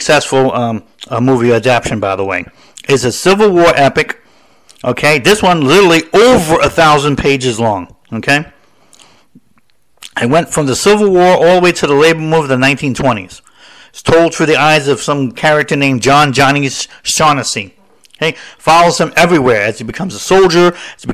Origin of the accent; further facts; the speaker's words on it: the Northeast of America, United States; I'm from the city. I'm from the Northeast and of America.